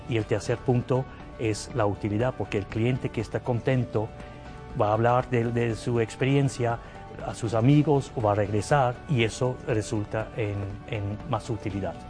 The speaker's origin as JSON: {"language": "Spanish", "region": "Zurich", "country": "Switzerland", "tie": "born or raised there", "also_born_or_lived": "Canada / Saudi Arabia / Thailand / Morocco", "second_language": "Spanish", "moved": "as an adult", "lives_now": "Guadalajara, Mexico", "said": "soy origen de Suiza, eh, de la parte alemana de, de Suiza, de Zúrich, para ser preciso. Ahí crecí"}